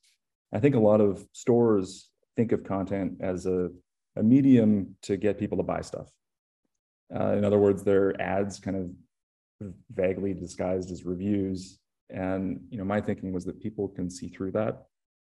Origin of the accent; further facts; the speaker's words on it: Canada; I grew up in Canada